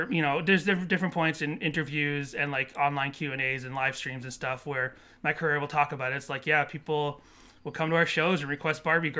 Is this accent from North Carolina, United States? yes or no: no; California, United States; we're kind of already sort of like them because we're from SoCal as well.